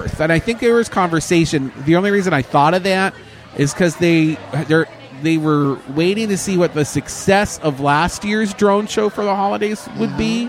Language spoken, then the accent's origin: English; Canada; now in Orlando, United States; And I'm Canadian, so and gay.